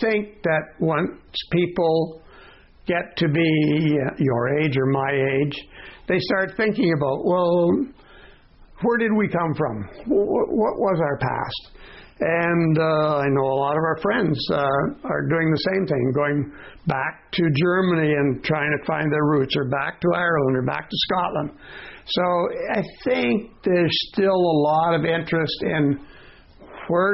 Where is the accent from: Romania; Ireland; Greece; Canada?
Canada; from Canada